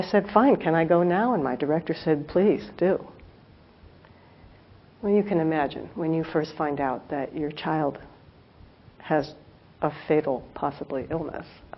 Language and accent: English; Los Angeles, California, United States; now in South Bay, United States; as we were leaving Los Angeles, I looked down, and this is someplace I grew up